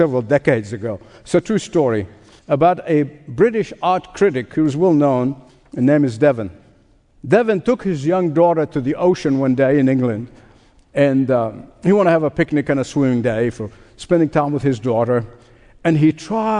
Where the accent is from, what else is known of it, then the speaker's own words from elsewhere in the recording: Egypt; as a boy growing up in Egypt